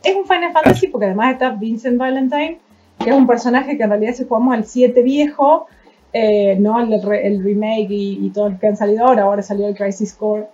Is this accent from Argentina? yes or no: yes; San Francisco, Córdoba, Argentina; de San Francisco, Córdoba